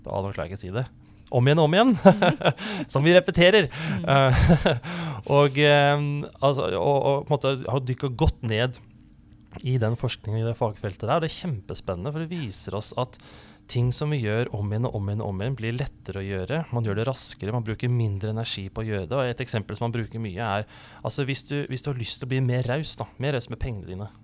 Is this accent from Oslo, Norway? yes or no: yes; Oslo, Norway; also born or lived in Grimstad; now in Kristiansand, Norway; jeg er um, opprinnelig fra Oslo, og så har jeg blitt en litt sånn adoptiv eh, sørlending. Bodd lenge her i Kristiansand og i, i Grimstad